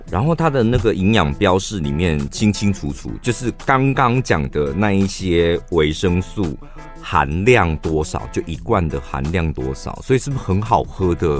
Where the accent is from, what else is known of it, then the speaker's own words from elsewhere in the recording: Taiwan; 我们台湾人